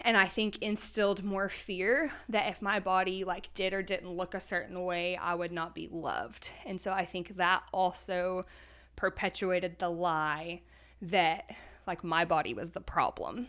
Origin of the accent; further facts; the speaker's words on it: Texas, United States; moved away as an adult; now in Conway, Arkansas, United States; I'm originally from Texas